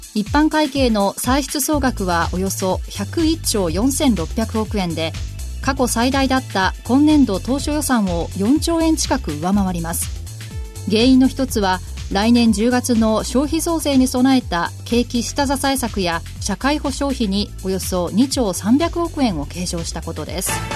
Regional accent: Kansai, Japan; 同じ関西出身

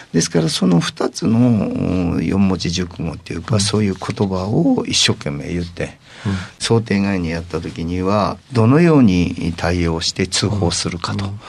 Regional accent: Higashi, Fukushima, Japan; moved away as an adult; also born or lived in Kanagawa; 福島県西白川郡東村、はいまあ、村の 人口が6000人ぐらいな地区で生まれました

